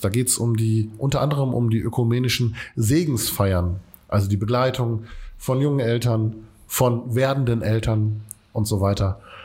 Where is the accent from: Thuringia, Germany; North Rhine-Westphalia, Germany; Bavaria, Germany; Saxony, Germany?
North Rhine-Westphalia, Germany; Essen; Wir kommen aus Katernberg